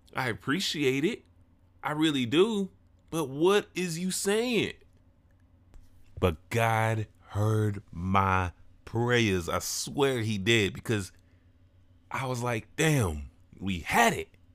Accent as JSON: {"language": "English", "town": "Chicago", "region": "Illinois", "country": "United States", "tie": "born or raised there", "said": "this subgenre that was founded in my city, my hometown"}